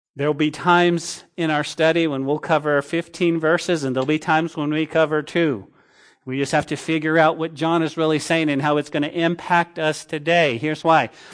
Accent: Santa Fe, New Mexico, United States; the town that I grew up in Santa Fe

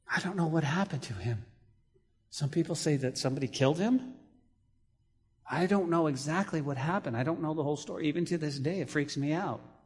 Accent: Santa Fe, New Mexico, United States; That's my hometown

